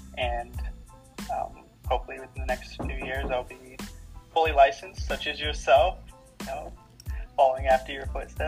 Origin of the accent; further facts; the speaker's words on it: Uvalde, Texas, United States; 27 years old. I was born in Uvalde, Texas. South Texas, and I moved around a lot for a few different reasons.